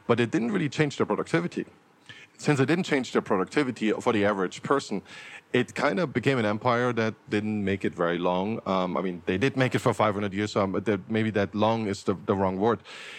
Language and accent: English; Germany; I grew up in Germany, so extreme nationalism in Germany